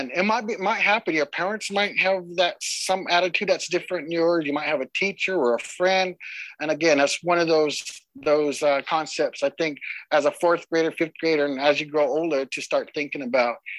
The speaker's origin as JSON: {"language": "English", "town": "Lapwai", "region": "Idaho", "country": "United States", "said": "I'm from the Nez Perce tribe up in Lapway, Idaho"}